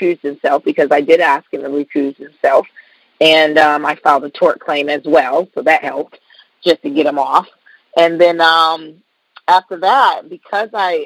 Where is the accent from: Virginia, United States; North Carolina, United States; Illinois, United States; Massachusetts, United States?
Massachusetts, United States; Boston; moved away as an adult; now in Indiana, United States; I'm from Boston, so I moved to Indiana